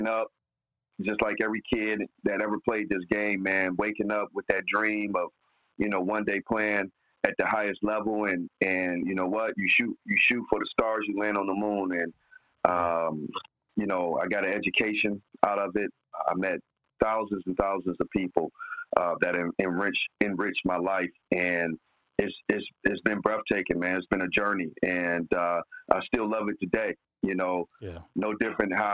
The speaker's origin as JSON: {"language": "English", "town": "Cleveland", "region": "Ohio", "country": "United States", "tie": "born or raised there", "said": "growing up in Cleveland, Ohio, in the inner city, basketball saved my life"}